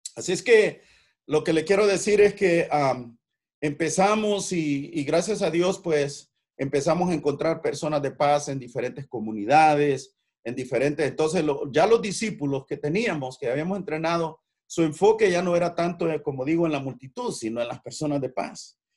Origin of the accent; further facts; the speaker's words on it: El Salvador; moved away as an adult; also born or lived in San Francisco; now in United States; soy de origen salvadoreño